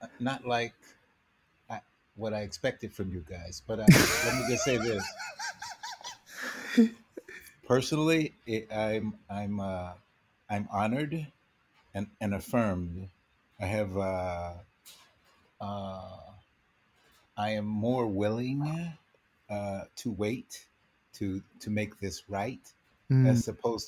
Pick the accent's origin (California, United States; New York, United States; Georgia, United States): California, United States; Los Angeles; growing up in Los Angeles